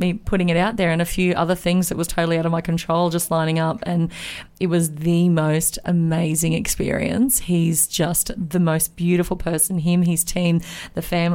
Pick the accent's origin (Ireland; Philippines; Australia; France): Australia; Moranbah, Queensland; we grew up in Moranbah together